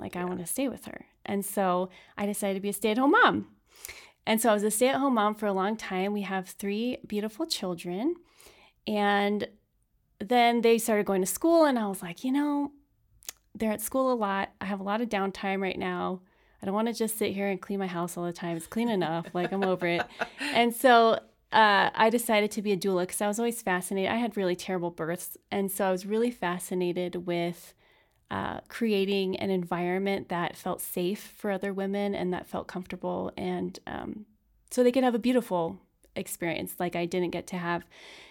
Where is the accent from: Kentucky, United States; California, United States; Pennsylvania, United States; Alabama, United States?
California, United States; In California.